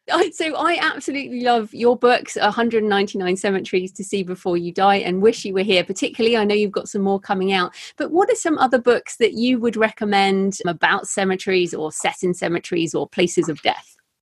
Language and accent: English; England, United Kingdom; my culture as an English person